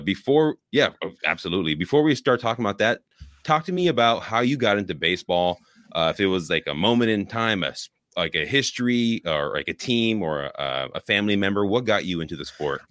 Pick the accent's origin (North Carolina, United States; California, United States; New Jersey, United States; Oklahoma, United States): California, United States; Bay Area; also born or lived in Oakland; born in Oakland, grew up in the Bay Area